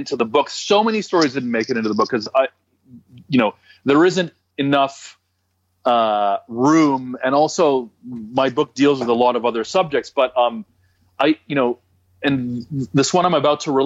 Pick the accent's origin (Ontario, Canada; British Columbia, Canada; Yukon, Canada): Ontario, Canada; Toronto; I'm from Toronto